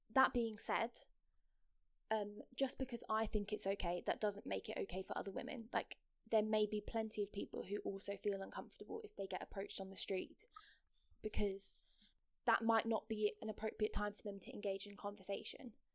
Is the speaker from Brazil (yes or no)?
no; Kent, South East England, United Kingdom; also born or lived in Nottingham; I'm from Kent